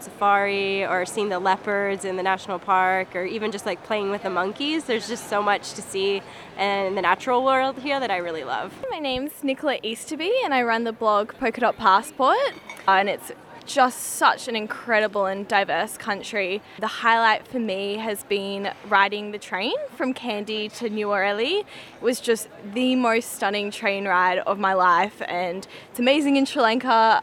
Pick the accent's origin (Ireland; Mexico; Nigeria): Mexico; I was born in Mexico.